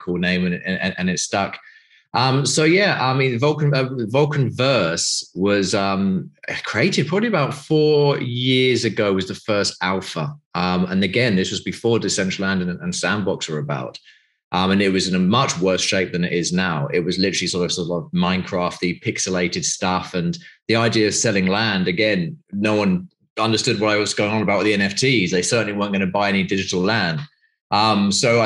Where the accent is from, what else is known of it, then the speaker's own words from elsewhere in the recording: United Kingdom; moved away as an adult; now in Greece; I'm obviously from the UK, as you know, from my accent